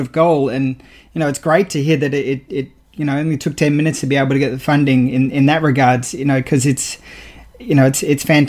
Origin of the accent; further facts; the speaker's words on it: Australia; I'm proud as an Australian